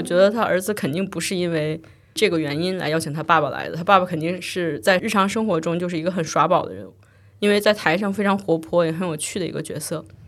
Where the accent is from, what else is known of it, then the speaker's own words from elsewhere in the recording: China; now in United Kingdom; 我作为一个中国制作人，在英国生活和工作